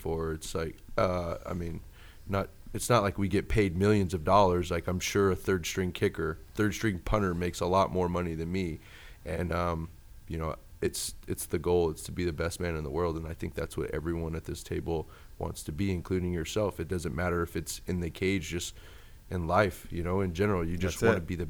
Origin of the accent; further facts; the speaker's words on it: Sacramento, California, United States; I grew up in Sacramento. Sacramento's my hometown